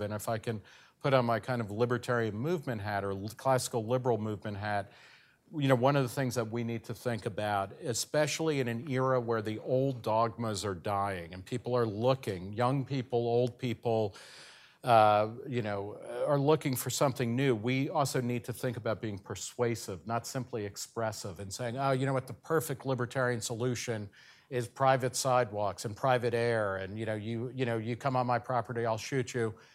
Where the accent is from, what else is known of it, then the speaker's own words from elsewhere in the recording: New Jersey, United States; my home state of New Jersey